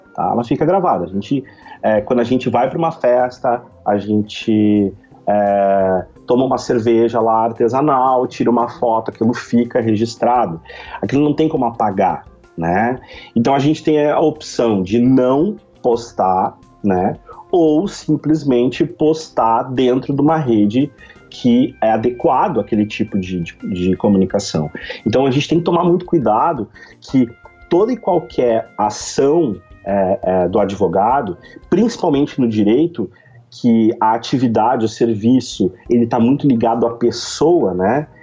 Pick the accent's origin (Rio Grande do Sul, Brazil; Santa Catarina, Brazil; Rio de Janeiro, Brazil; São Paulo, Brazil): Rio Grande do Sul, Brazil; Novo Hamburgo; sou de Novo Hamburgo, Rio Grande do Sul